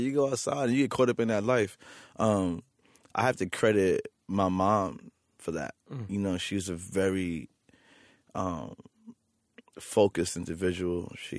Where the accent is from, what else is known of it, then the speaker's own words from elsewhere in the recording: New York City, New York, United States; For me, like, being a kid growing up in Queens, New York City, and having like DJ Clark Kent spin your 23rd birthday party